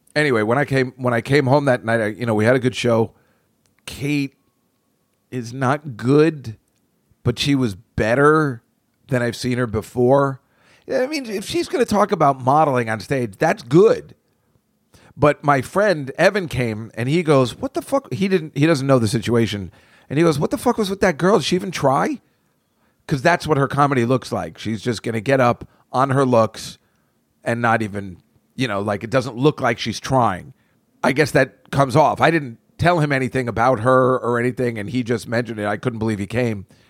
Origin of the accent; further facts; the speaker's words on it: New Jersey, United States; I grew up in Jersey.